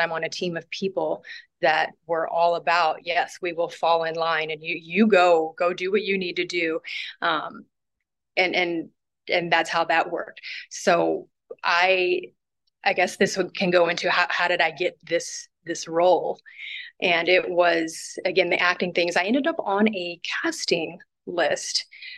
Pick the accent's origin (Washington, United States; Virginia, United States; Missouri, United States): Missouri, United States; Kansas City; I was born and raised in Northeast